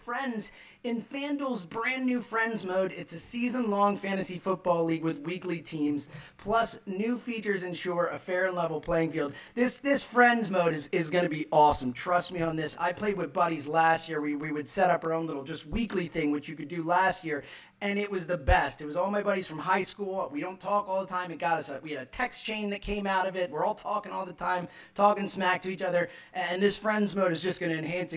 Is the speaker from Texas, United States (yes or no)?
no; Philadelphia, Pennsylvania, United States; in Philly, where I am, my hometown